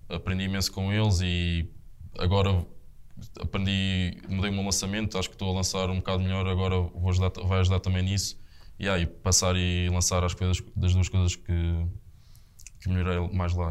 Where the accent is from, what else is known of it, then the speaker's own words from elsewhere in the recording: Estoril, Lisbon, Portugal; moved away as an adult; sou ali do Estoril, da, da parede